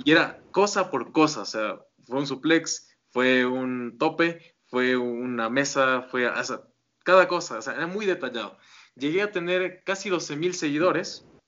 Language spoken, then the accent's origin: Spanish; Quito, Pichincha, Ecuador; yo soy de Ecuador